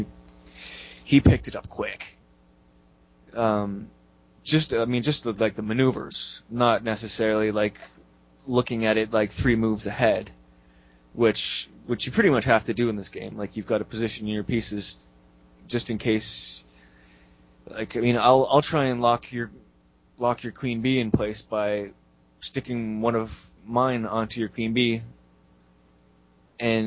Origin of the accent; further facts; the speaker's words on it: Canada; I'm Canadian